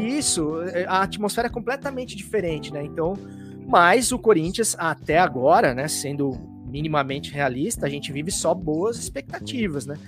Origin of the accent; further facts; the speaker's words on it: Pouso Alegre, Minas Gerais, Brazil; also born or lived in São Paulo; sou paulista, mas eu fui morar criança ainda no sul de Minas Gerais, ali quase divisa com São Paulo, em Pouso Alegre